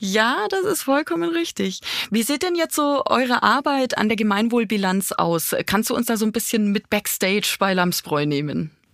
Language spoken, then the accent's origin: German; Bavaria, Germany; ich komme aus Bayern. Bei uns in Bayern